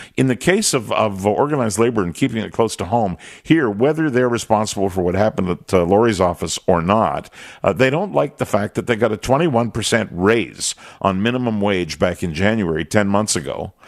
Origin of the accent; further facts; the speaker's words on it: Quebec, Canada; moved away; I grew up in Quebec where bombs were used to inspire terror